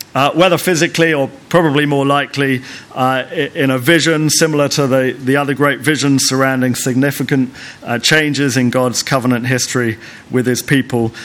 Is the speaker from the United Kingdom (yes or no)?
yes; United Kingdom; also born or lived in Lesotho; being British